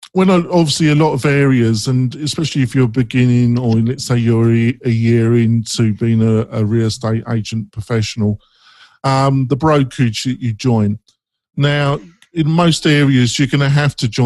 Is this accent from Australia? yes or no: no; England, United Kingdom; I'm English